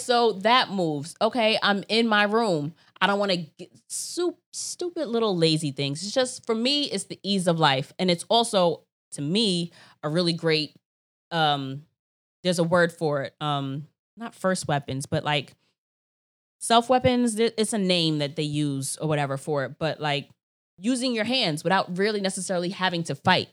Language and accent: English; United States; I'm American